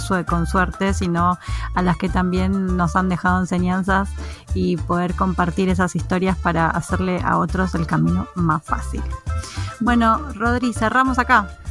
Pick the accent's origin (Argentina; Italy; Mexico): Argentina; Buenos Aires; moved away as an adult; now in Norway; en Argentina, los que somos de Buenos Aires, cuando muchas, la mayoría cuando se gradúa del secundario, el instituto para ustedes, nos vamos de viaje a Bariloche